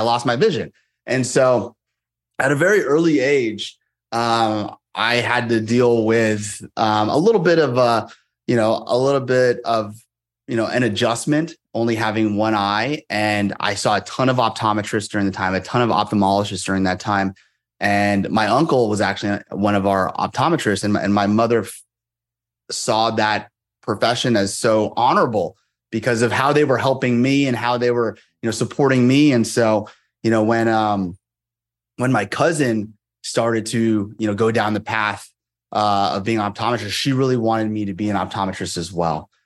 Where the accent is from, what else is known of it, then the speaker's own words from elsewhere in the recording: Moraga, California, United States; also born or lived in Monterey, California; I grew up there from when I was five and, until I graduated high school